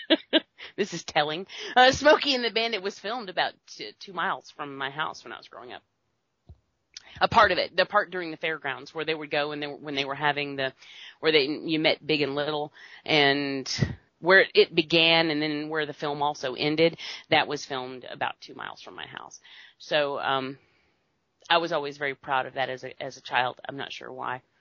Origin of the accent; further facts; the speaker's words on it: United States; We're American.